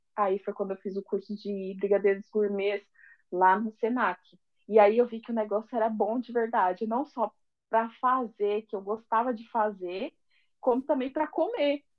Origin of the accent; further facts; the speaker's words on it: São Paulo, Brazil; accent: paulista; moved away as an adult; now in Rio de Janeiro, Brazil; eu tenho um sotaque muito paulista